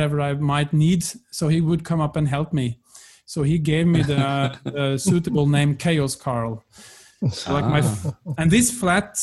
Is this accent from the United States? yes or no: no; close to Lillehammer, Innlandet, Norway; moved away as an adult; now in Berlin, Germany; I come from the Norwegian countryside, close to Lillehammer, grew up there, and the love of music brought me to Berlin